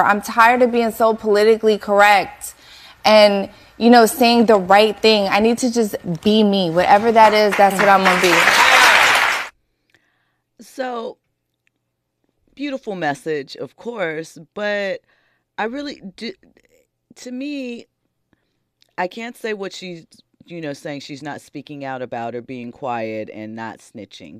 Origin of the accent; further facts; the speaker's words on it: Philadelphia, Pennsylvania, United States; I grew up in South Philly. I grew up in, in the hood. I grew up very, they breed us in South Philly to never snitch